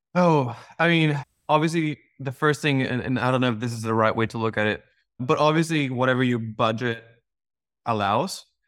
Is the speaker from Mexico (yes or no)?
yes; Mexico; now in United States; I was born and raised in Mexico, and I moved to the U S in two thousand seven.